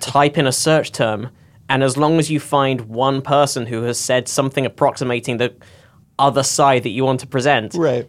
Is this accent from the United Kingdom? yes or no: yes; United Kingdom; I grew up in the Britain where the Daily Mail is one